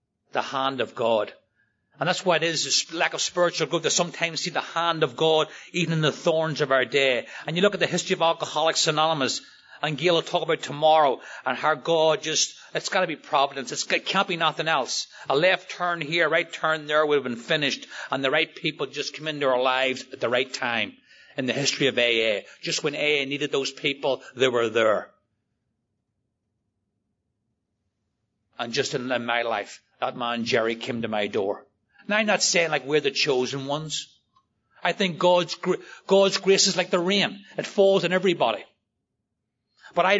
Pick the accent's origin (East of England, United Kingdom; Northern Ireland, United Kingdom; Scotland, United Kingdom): Northern Ireland, United Kingdom; I grew up in Northern Ireland. I grew up in the Troubles, where people literally shot each other outside the front door over religion.